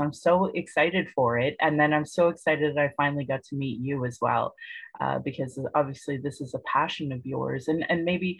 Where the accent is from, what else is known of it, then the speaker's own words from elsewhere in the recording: Calgary, Alberta, Canada; I was born in Calgary, or in Blackfoot Mohkinstis